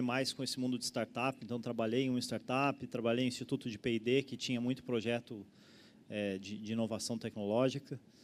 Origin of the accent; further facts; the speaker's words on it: São Paulo, Brazil; moved away as an adult; also born or lived in Florianópolis; sou originalmente de São Paulo, vim para Floripa para estudar